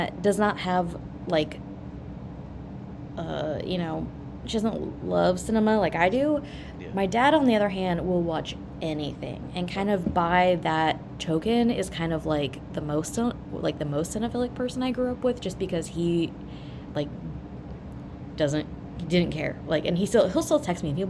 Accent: Ohio, United States; moved away as an adult; now in Chicago, United States; I'm from Ohio.

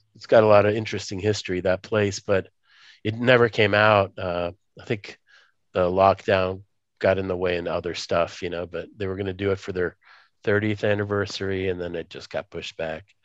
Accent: Moscow, Russia; moved away; I was born in Moscow, USSR, but I can't go back there because that place doesn't exist.

